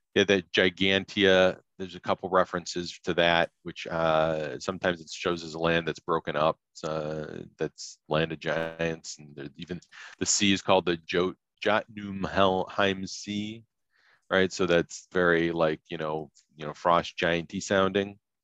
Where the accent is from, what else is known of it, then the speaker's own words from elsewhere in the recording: Chicago area suburbs, Illinois, United States; grew up in you know as a kid in the '70s, and uh, growing up in Chicago uh, area um, suburbs.